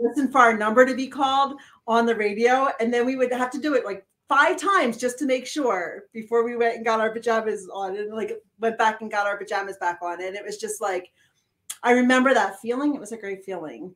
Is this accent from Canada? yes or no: no; outside of Philadelphia, Pennsylvania, United States; now in Montana, United States; I'm still from outside of Philadelphia